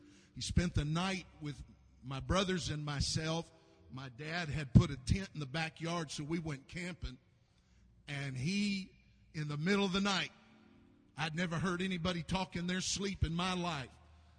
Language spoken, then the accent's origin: English; San Bernardino, California, United States; now in Mississippi, United States; I'm originally from Southern California, born and raised in San Bernardino.